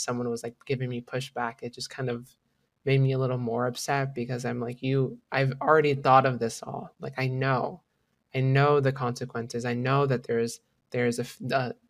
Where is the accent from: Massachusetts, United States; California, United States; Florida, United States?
Florida, United States; born or raised there; moved away as an adult; also born or lived in Washington